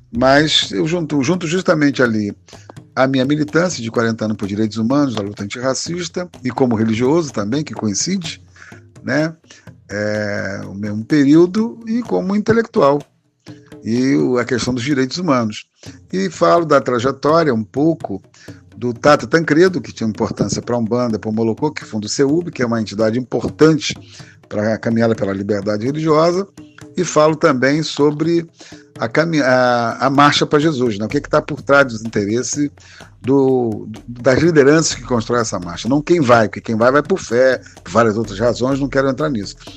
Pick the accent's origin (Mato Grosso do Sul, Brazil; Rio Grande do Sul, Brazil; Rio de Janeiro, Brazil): Rio de Janeiro, Brazil; eu nasci no Rio, de uma campista